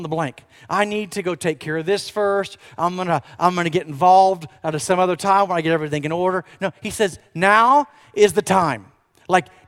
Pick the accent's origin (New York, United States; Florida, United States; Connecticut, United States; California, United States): Florida, United States; moved away as an adult; also born or lived in Tulsa, Oklahoma; I grew up actually in Florida, and I graduated from UCF